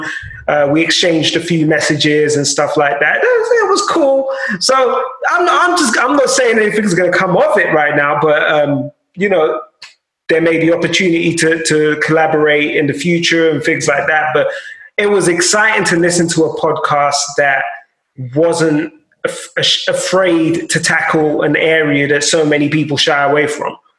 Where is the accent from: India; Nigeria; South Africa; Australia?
Nigeria; being Nigerian